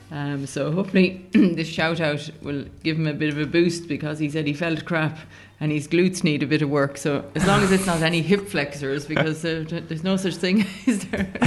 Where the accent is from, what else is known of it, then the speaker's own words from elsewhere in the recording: Australia; and I am from Australia, and she's getting ready to run at the World Indoors next week.